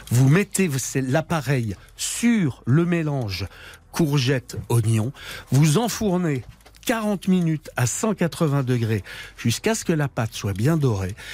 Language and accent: French; Lorraine, Grand Est, France; je suis lorrain